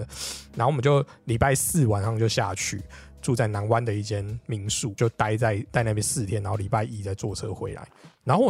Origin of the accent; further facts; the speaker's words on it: Taipei, Taiwan; 因为我们台北人，你游乐园又不会在附近，你很少有那种很近的嘛。台北最近的应该就六福村。